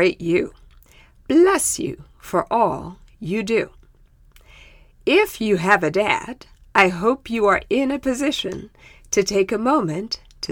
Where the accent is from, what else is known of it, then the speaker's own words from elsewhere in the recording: Zimbabwe; first language Shona; English is a second language; moved away; in my native tongue, which is called Shona